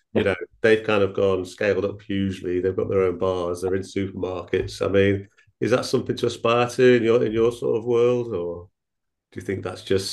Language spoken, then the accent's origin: English; Leeds, Yorkshire and the Humber, United Kingdom; moved away; I'm from Leeds originally.